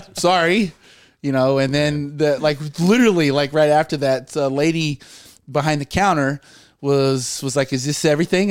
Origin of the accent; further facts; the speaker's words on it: Terrell, Texas, United States; moved away as an adult; now in Rhode Island, United States; I'm from Terrell, Texas, um, which is about an hour east of Dallas